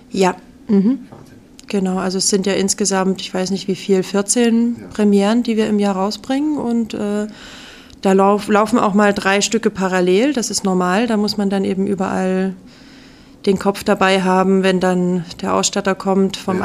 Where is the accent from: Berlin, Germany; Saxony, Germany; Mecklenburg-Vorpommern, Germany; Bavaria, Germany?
Saxony, Germany; Radebeul; moved away as an adult; now in Memmingen, Germany; ich komme ursprünglich aus Radebeul bei Dresden.